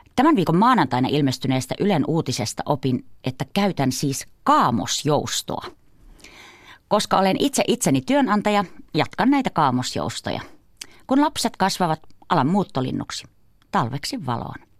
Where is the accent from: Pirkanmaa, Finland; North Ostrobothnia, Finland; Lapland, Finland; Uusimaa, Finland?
North Ostrobothnia, Finland; Kuusamo; moved away; Olen kotoisin Kuusamosta, napapiirin eteläpuolelta.